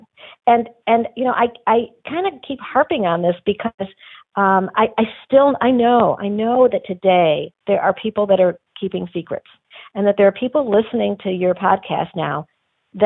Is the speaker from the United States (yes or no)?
yes; Detroit, Michigan, United States; I grew up in Detroit